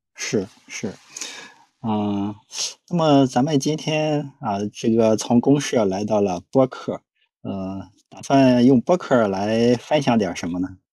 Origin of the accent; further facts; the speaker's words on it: Shandong, China; 我的家乡呢是山东